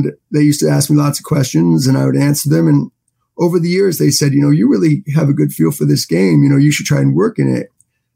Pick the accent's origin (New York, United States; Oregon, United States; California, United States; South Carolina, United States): New York, United States; New York City; I grew up in Manhattan